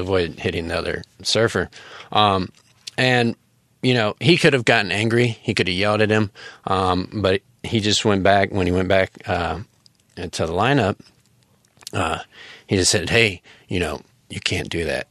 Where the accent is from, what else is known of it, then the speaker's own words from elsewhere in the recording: United States; moved away as an adult; now in Taiwan; as an American, um, living in Taiwan